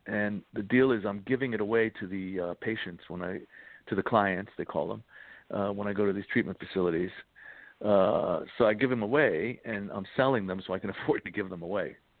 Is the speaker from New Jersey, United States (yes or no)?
no; New York City, New York, United States; I grew up in the Bronx, so I grew up right by Yankee Stadium